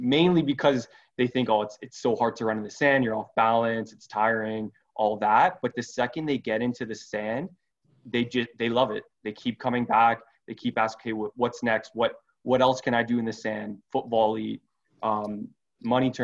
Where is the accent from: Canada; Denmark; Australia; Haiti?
Canada; as a kid growing up in Canada